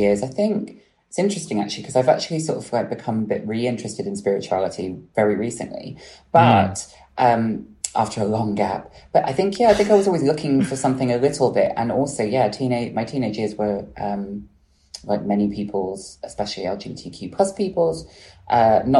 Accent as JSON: {"language": "English", "town": "Bristol", "region": "South West England", "country": "United Kingdom", "tie": "born or raised there", "said": "I grew up in Bristol"}